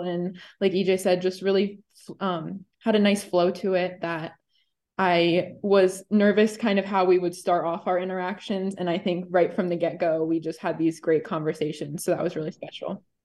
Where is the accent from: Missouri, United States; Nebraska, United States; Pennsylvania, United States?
Pennsylvania, United States; Hershey; I am from Hershey